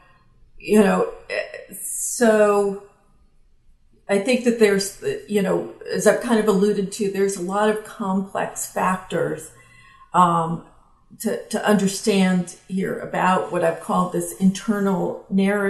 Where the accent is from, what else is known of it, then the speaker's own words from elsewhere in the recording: the South, United States; I grew up in the South